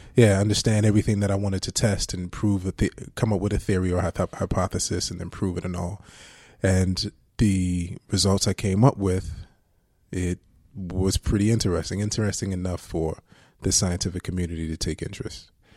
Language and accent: English; Jersey City, New Jersey, United States; I grew up in Booker T Projects in, um, Jersey City, New Jersey